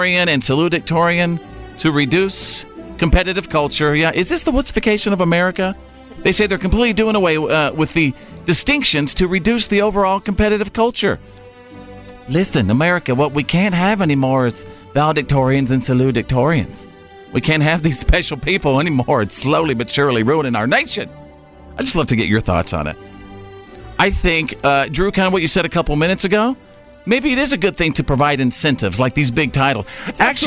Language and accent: English; New York, United States; I'm from New York